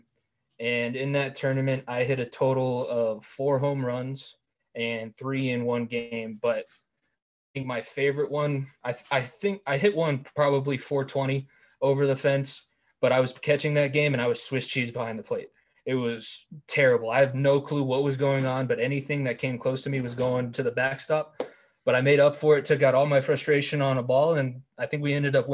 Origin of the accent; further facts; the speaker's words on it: Colorado, United States; I'm from Colorado.